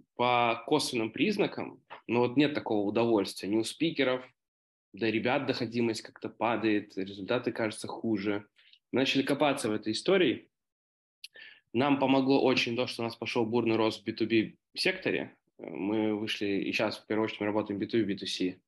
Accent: Minsk, Belarus; я сам из Минска

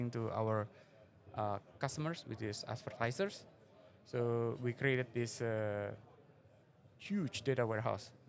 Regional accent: Semarang, Central Java, Indonesia; moved away as an adult; also born or lived in Jakarta / San Jose, California; in a city called Semarang. It's in Central Java, and then I went to Jakarta, and then spent my youth there and studied computer science in San Jose State university.

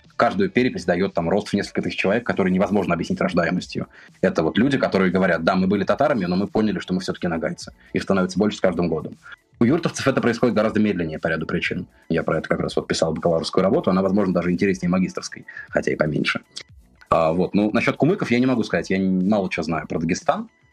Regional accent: Pskov Oblast, Russia; moved away as an adult; часть моего детства прошла в Псковской области

